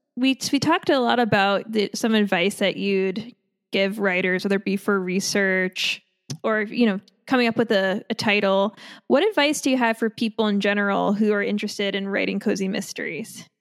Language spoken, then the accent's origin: English; Long Island, New York, United States; I'm from Long Island